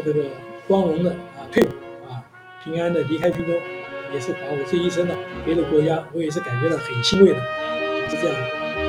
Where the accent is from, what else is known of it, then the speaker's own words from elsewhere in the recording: Zuoying, Kaohsiung, Taiwan; now in Taipei, Taiwan; 我们以前呢是住在这个海滨的眷村啊，在左营。那我父亲呢他是海军的。这个三十八年来到台湾以后呢，我也是三十八年出生。小学、中学都是在海军办的这个学校啊，读书